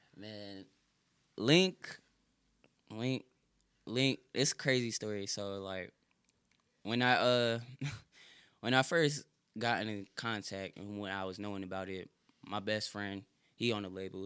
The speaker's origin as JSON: {"language": "English", "region": "Connecticut", "country": "United States", "also_born_or_lived": "Fayetteville", "moved": "yes", "said": "I'm from Connecticut"}